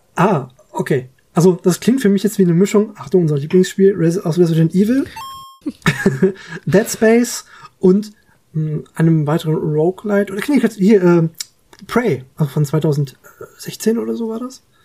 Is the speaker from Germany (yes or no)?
yes; Germany; bei uns in Deutschland